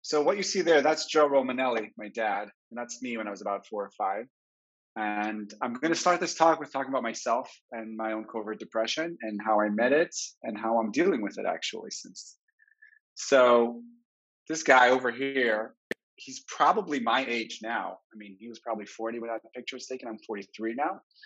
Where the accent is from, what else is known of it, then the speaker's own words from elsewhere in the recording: Jerusalem, Jerusalem District, Israel; So I grew up in French Hill, the conservative movement of the 80s, the bubble, the Anglo Saxon bubble in Jerusalem.